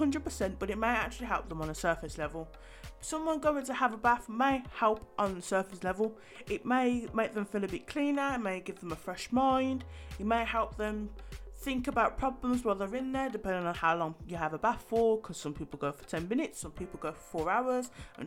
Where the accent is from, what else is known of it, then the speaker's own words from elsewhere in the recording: United Kingdom; as British people